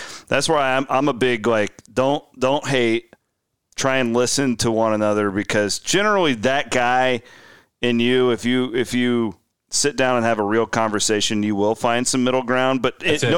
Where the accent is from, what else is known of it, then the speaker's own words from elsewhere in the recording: Clarinda, Iowa, United States; I have multiple times thought about moving back to Clarinda, Iowa. I love my hometown.